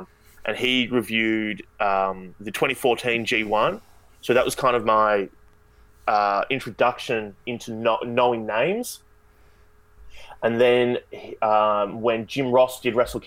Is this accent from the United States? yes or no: no; Australia; I'm Australian